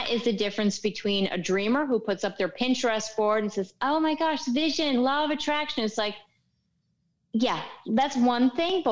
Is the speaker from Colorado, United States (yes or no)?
no; New York and New England area, United States; now in Miami, United States; I'm from New York and, like, New England area